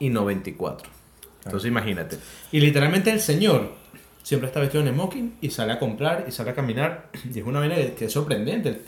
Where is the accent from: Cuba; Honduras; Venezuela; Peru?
Venezuela; now in Chile; el promedio de vida que hay en Venezuela, nosotros somos venezolanos, es muy distinto al promedio de vida que hay acá en Chile.